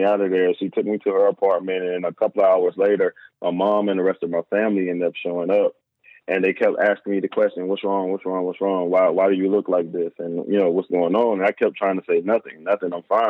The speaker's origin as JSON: {"language": "English", "region": "the South", "country": "United States", "tie": "born or raised there", "said": "I grew up in the South"}